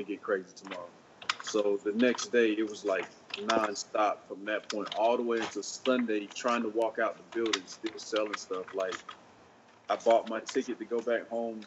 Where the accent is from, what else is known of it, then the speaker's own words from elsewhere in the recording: North Carolina, United States; I'm originally from North Carolina